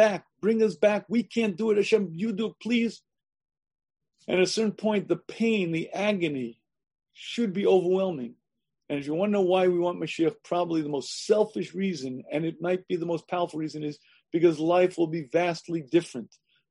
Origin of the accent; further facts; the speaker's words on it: United States; I grew up in the United States of America